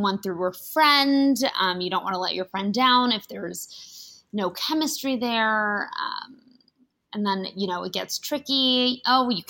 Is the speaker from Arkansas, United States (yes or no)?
no; Beverly Hills, California, United States; moved away as an adult; now in New York City, United States; I grew up on the mean streets of Beverly Hills, California, and then went to NYU for college